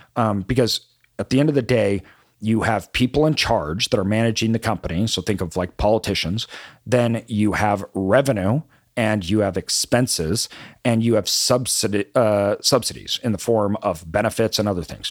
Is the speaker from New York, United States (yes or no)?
no; Boise, Idaho, United States; when I grew up in Boise